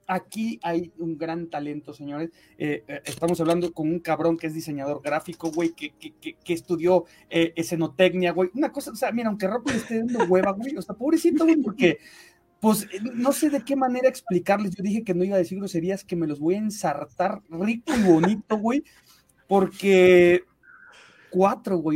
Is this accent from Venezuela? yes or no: no; Mexico; eh, evidentemente yo soy orgullosamente mexicano, señores